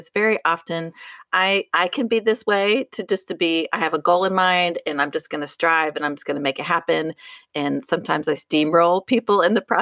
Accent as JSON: {"language": "English", "town": "Boulder", "region": "Colorado", "country": "United States", "said": "I'm from Boulder"}